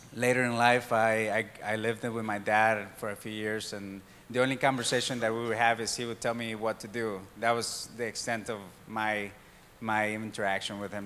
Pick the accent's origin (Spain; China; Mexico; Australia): Mexico; moved away; I was born and raised in Mexico